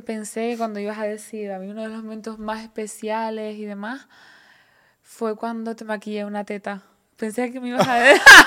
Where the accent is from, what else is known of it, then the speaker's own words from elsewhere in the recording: Canary Islands, Spain; somos la mujer canaria, esa mezcla bereber, guanche, latinoamericana, europea